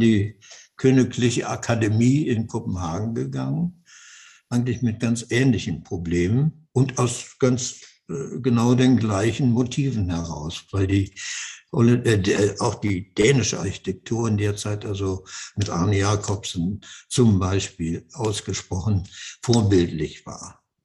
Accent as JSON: {"language": "German", "country": "Germany", "also_born_or_lived": "Netherlands", "said": "wir Deutschen"}